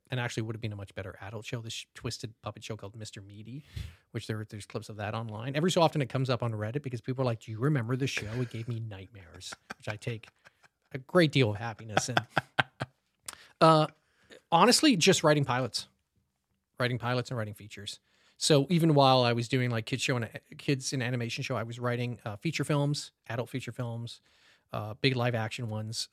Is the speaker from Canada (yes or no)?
yes; Canada; moved away as an adult; now in Los Angeles, United States; I love Canada. I, obviously, it's, was, it's my home country